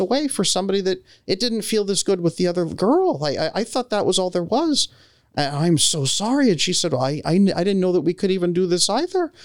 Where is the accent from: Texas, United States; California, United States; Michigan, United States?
California, United States; I grew up in California